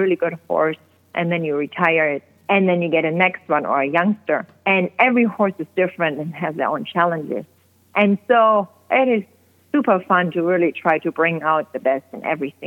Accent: Germany; moved away as an adult; now in Oregon, United States; I grew up in Germany

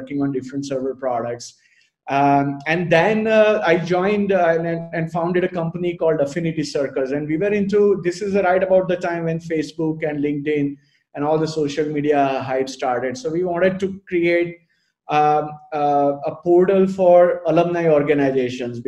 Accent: Ahmedabad, Gujarat, India; moved away as an adult; also born or lived in Los Angeles, United States / Bay Area, United States; born and brought up in Ahmedabad and always an Ahmedabadi by heart

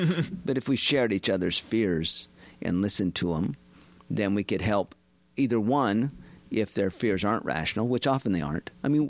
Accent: Utah, United States; moved away; I'm from Utah originally

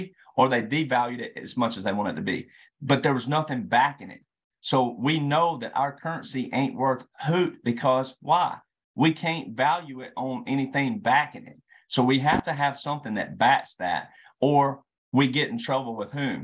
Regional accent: Deep South / Bible Belt, United States; I'm a deep South Southern boy. I was born in the Bible Belt

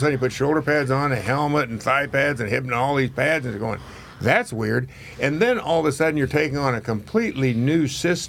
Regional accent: Kansas, United States; moved away; I grew up in Kansas

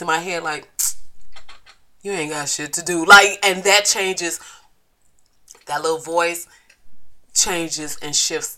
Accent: Flint, Michigan, United States; my hometown, Flint, Michigan. If you didn't know, yes, I am from F-L-I-N-T

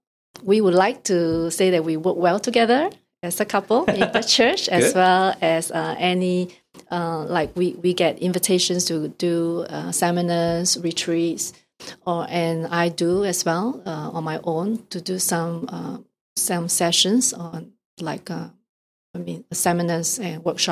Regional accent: Singapore; first language English; moved away as an adult; now in Toronto, Canada; So I was born and raised in Singapore, so not Hong Kong.

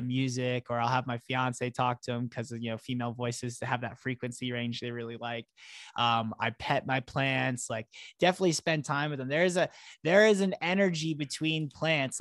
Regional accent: Florida, United States; now in Colorado, United States; I'm not from Florida originally, but I, I grew up there for many years

